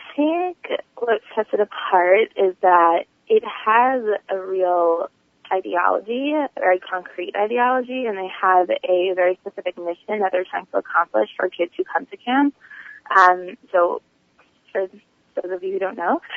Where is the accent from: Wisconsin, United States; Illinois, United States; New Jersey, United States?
New Jersey, United States; East Brunswick; I'm actually from East Brunswick, New Jersey